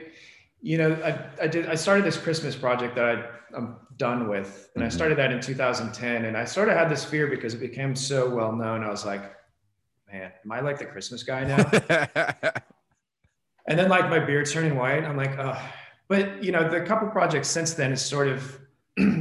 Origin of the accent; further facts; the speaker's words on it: Springfield, Missouri, United States; also born or lived in Los Angeles, United States / New York, United States; now in Phoenix, United States; trips back to my hometown in Springfield, Missouri